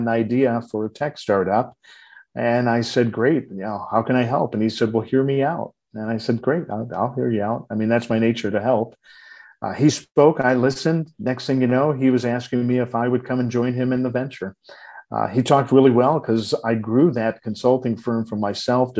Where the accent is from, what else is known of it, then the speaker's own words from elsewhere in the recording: Detroit, Michigan, United States; I was born and raised in Detroit